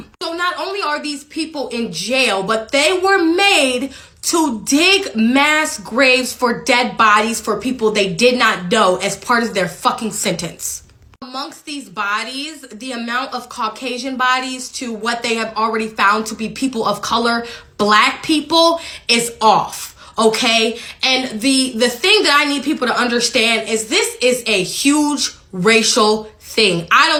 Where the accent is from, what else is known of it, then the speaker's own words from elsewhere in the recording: Jackson, Mississippi, United States; I grew up in Jackson, Mississippi. I have grandparents that own land in Jackson and Bolton, Mississippi.